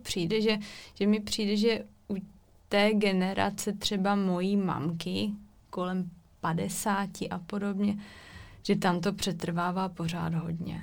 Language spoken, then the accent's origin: Czech; Czechia; jsme z České republiky